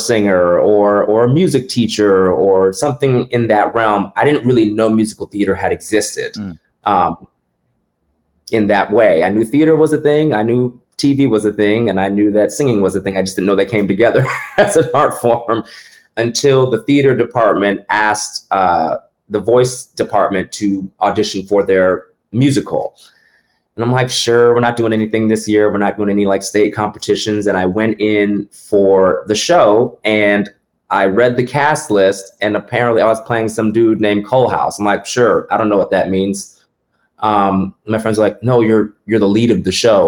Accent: West Palm Beach, Florida, United States; I am originally from West Palm Beach, Florida.

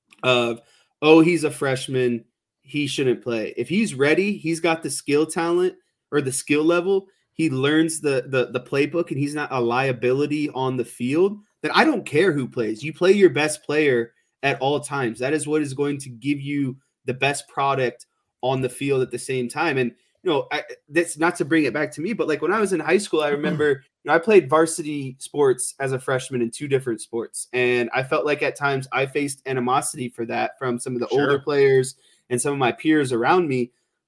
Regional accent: Lawrence, Kansas, United States; born there; Second, I was born in Kansas, Lawrence, Kansas. My grandparents still live in Kansas.

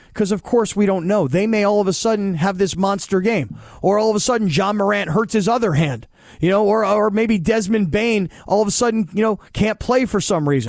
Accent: United States; we as American sports fans

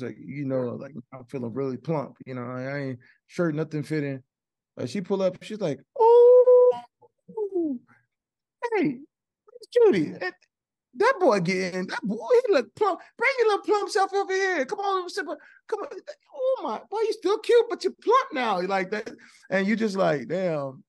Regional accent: Texas, United States; Man, I grew up in Texas, like, people used to make jokes all the time.

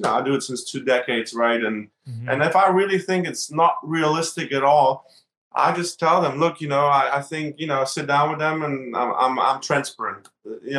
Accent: Berlin, Germany; now in United States; I grew up in Berlin and Germany, and I grew up in a high riser

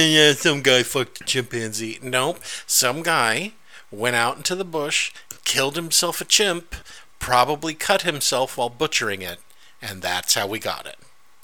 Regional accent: Philippines; That's right, and also because I'm Filipino and those fucking Japanese haven't paid for what they did to them.

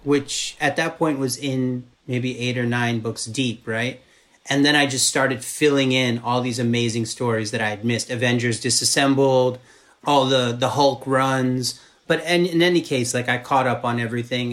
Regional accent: Maryland, United States; moved away as an adult; also born or lived in New York; I'm from Maryland, so I just I basically went home to shoot my first movie

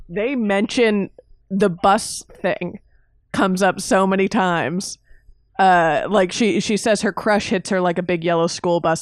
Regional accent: Miami, Florida, United States; growing up in Miami

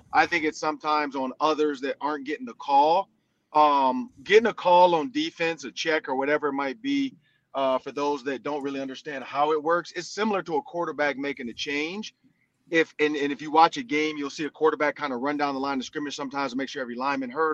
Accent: Michigan, United States; moved away; Out of Michigan, you know, my home state

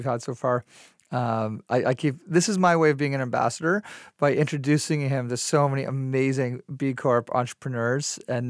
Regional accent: Canada; I'm so Canadian, eh?

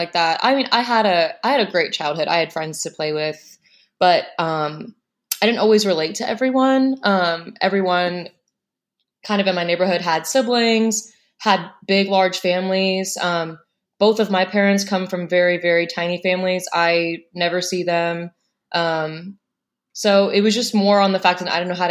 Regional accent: Plain City, Ohio, United States; also born or lived in Indiana; My father transferred jobs and we moved to Ohio, to Plain City

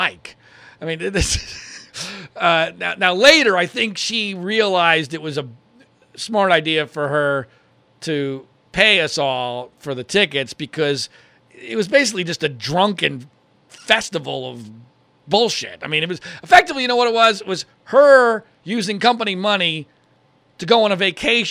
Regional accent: Washington Crossing, Pennsylvania, United States; moved away as an adult; also born or lived in Philadelphia, Pennsylvania / Louisville, Kentucky; my home where I grew up in Washington Crossing, Pennsylvania

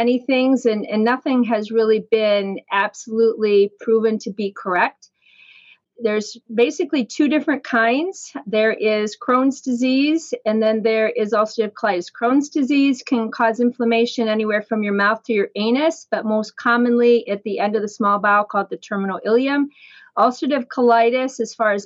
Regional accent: Fremont, Ohio, United States; also born or lived in Columbus, Ohio / Syracuse, New York; now in Cleveland, United States; And then they returned to their hometown, which was Fremont, which is kind of over by Toledo, Ohio. And I grew up there

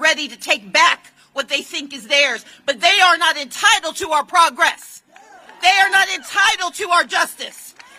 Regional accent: Georgia, United States; as an American citizen and a citizen of Georgia

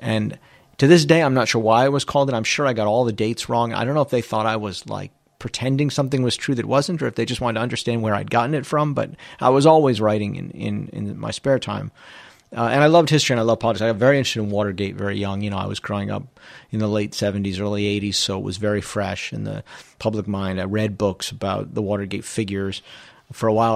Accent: Trumbull, Connecticut, United States; I'm from Trumbull, Connecticut

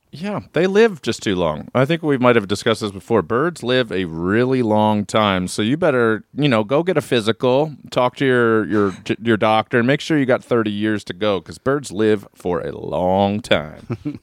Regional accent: Reisterstown, Maryland, United States; moved away; also born or lived in Atlanta; I'm from Maryland

